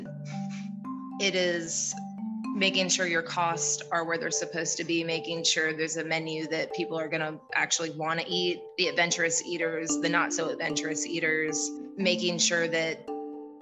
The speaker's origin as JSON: {"language": "English", "region": "Texas", "country": "United States", "moved": "yes", "lives_now": "Charlotte, United States", "said": "I'm originally from Texas"}